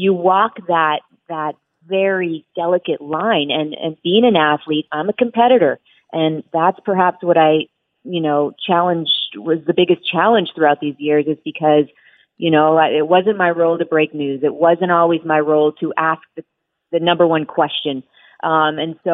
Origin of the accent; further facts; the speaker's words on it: Las Vegas, Nevada, United States; moved away as an adult; also born or lived in Philadelphia; my hometown of Las Vegas